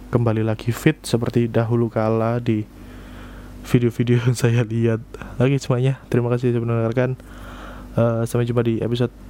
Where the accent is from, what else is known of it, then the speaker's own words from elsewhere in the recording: East Java, Indonesia; kita mah wong Jowo wong Jawa Timuran wong Jawa Timuran bosone beda